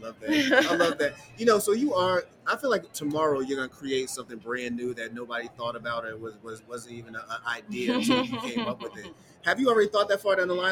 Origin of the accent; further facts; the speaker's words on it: Boston, Massachusetts, United States; I grew up in Boston